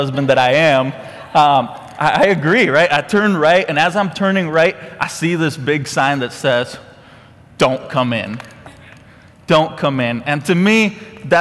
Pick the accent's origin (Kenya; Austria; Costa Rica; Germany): Costa Rica; now in Conroe, United States; I'm from Costa Rica.